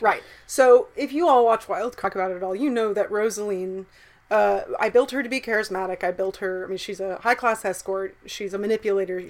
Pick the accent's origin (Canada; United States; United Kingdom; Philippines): United States; the South; growing up in the South